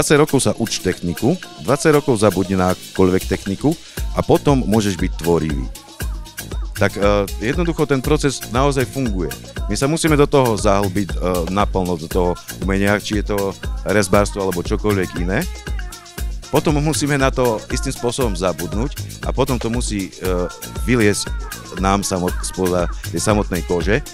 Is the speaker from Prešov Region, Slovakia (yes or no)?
yes; Poprad, Prešov Region, Slovakia; som z Popradu. Som z Popradu